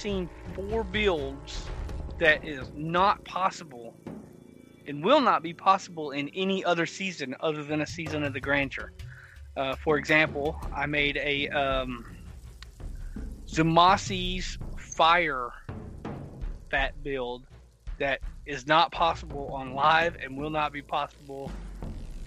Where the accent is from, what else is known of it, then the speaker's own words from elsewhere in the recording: the South, United States; I'm from the South